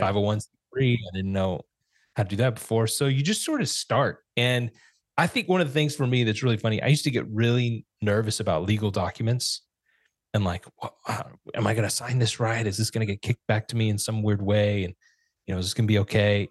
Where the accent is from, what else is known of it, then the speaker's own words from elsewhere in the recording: Fresno, California, United States; also born or lived in Santa Rosa, California; moved from Santa Rosa, California to Fresno, which is our hometown